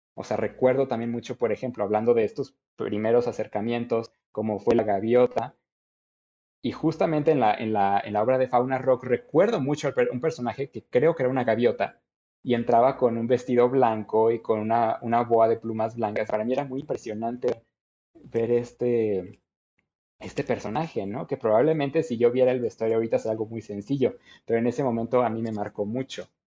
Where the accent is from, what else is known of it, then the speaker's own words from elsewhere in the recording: Querétaro, Mexico; soy orgullosamente queretano eh, de toda la vida